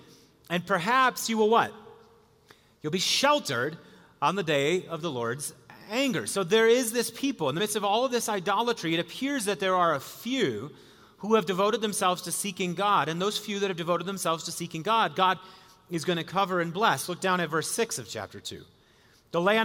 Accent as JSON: {"language": "English", "region": "Wisconsin", "country": "United States", "tie": "born or raised there", "said": "I was a kid growing up in Wisconsin"}